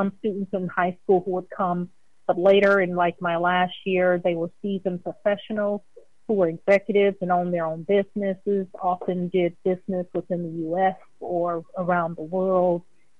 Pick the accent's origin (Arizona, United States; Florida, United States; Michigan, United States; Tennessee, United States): Michigan, United States; Detroit; moved away as an adult; also born or lived in China / Costa Rica / Mongolia; my hometown is in Detroit, Michigan. I'm in transition now from having come from China.